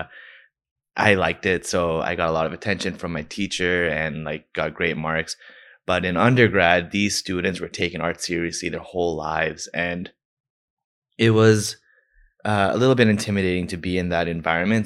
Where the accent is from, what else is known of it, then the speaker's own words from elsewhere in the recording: Toronto, Ontario, Canada; I'm from Scarborough